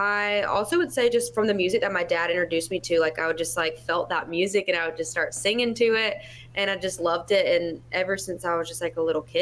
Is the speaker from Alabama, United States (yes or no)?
yes; Tuscaloosa, Alabama, United States; moved away as an adult; now in Nashville, United States; I'm from Tuscaloosa, Alabama. I live in Nashville currently. I have for almost 5 years now.